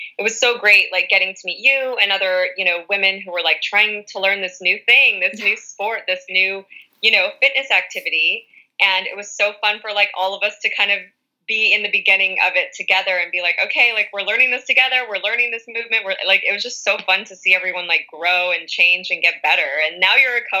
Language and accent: English; Orange County, Southern California, United States; also born or lived in West Hollywood, California; I am from more of the Orange County area